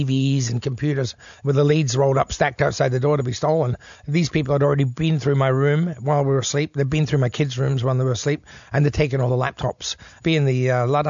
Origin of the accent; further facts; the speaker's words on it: Elizabeth, South Australia, Australia; Heytesbury Road, where I grew up in Elizabeth West